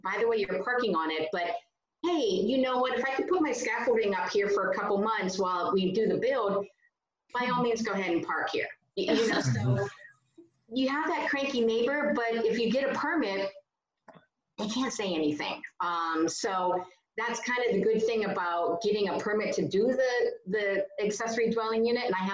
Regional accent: California, United States; as a Californian

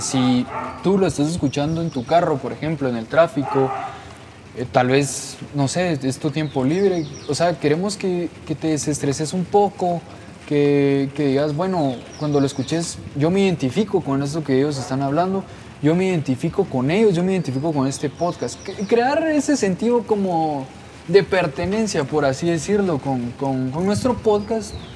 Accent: Guatemala; Nosotros somos de Guatemala

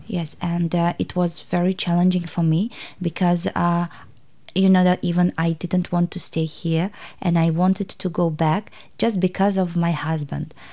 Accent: Tashkent, Uzbekistan; English is a second language; moved away as an adult; now in Hobart, Australia; I'm from Uzbekistan, Tashkent, and I came uh, to Tasmania almost three years ago

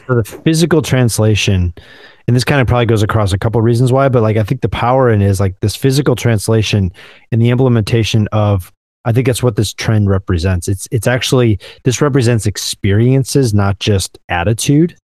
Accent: Midwest, United States; as a Midwesterner

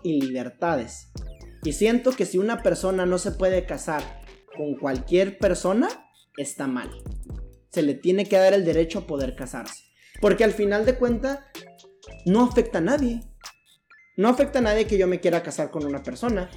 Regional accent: Mexico; yo soy mexicano.

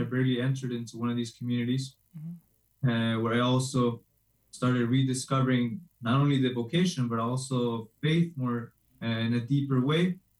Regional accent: Chicago, Illinois, United States; So actually, I'm from Chicago.

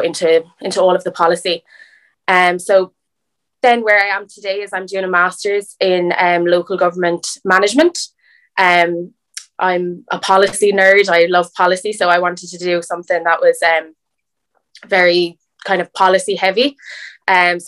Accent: Portlaw, County Waterford, Ireland; I'm from Portlaw, which is a rural town in County Waterford.

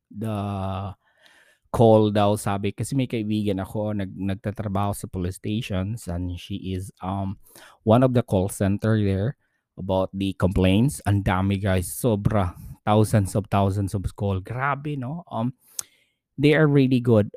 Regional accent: Philippines; now in New Zealand; mga Pilipinong OFW

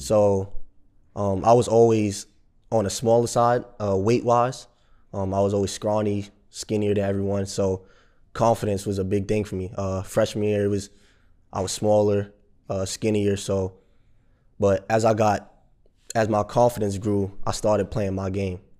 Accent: Jersey City, New Jersey, United States; I grew up in Jersey City

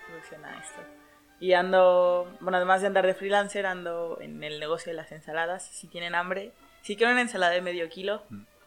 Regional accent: Mexico; aquí en la cultura mexicana tengamos el, Día de Muertos

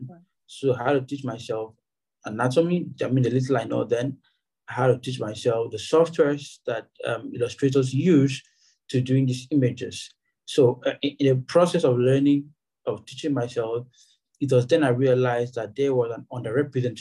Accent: Akwa Ibom, Nigeria; also born or lived in Ebonyi State; a native of a Ebonyi State in Nigeria, but I was born and raised in Akwa Ibom State

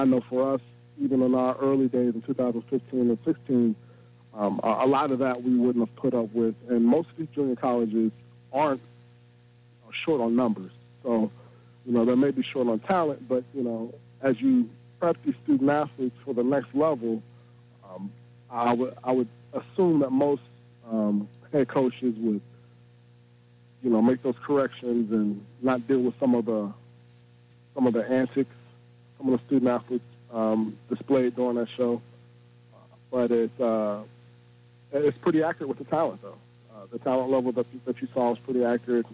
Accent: Indianapolis, Indiana, United States; I was born and raised in Indianapolis

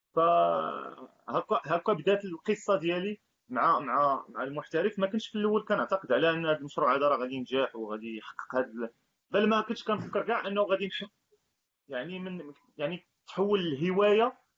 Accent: Marrakesh, Marrakesh-Safi, Morocco; انا كواحد يعني ابن مدينه مراكش ماشي انا ساكن في مراكش يعني ساكن في النواحي ديال مراكش

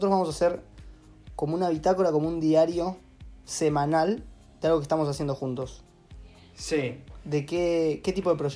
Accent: Martínez, Buenos Aires Province, Argentina; now in Montevideo, Uruguay; 25 años, nacido en Martínez. va en realidad nací en Capital, pero criado en Martínez. Actualmente estoy en Montevideo, Uruguay

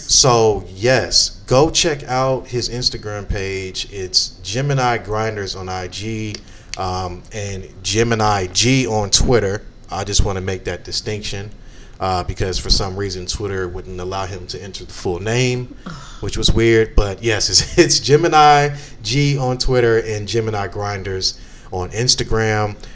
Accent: Chicago, Illinois, United States; moved away; I'm a Chicagoan

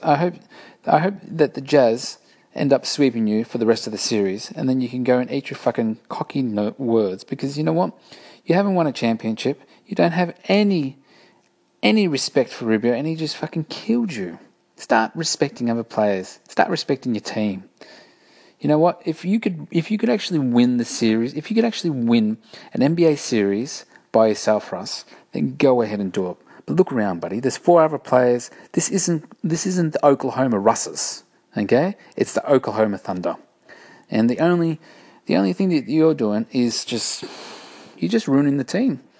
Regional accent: Australia; I am Australian

